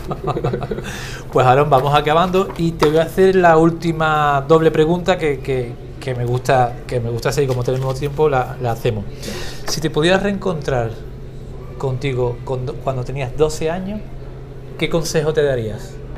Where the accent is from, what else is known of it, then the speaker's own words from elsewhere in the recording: Cádiz, Andalusia, Spain; soy de Cádiz